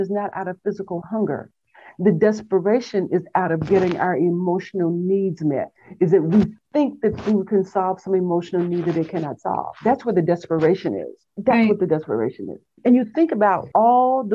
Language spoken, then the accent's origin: English; Texas, United States; I grew up in Texas in a small town on the farm, small town in Texas